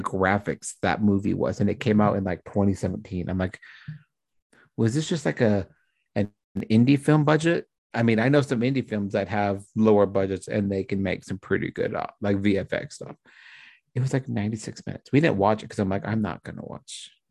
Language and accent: English; Utah, United States; also born or lived in Florida / Washington; I'm from Utah